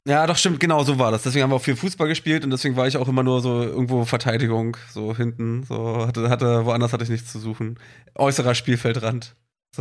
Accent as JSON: {"language": "German", "country": "Germany", "said": "so bei uns in Deutschland"}